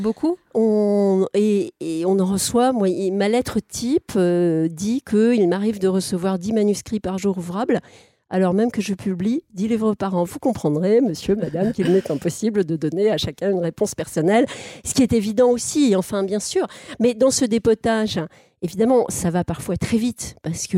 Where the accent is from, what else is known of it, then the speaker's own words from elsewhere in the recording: Alsace, Grand Est, France; je suis né en Alsace